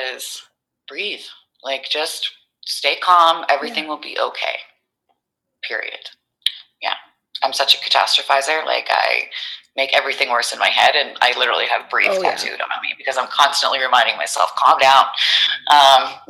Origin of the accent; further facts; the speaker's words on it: New Brunswick, Canada; moved away as an adult; now in Calgary, Canada; I moved out here. I'm from New Brunswick. I moved out here